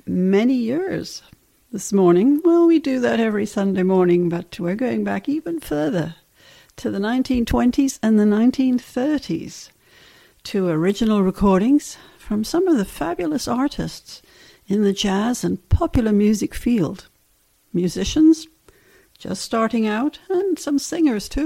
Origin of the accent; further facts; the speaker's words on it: England, United Kingdom; growing up in England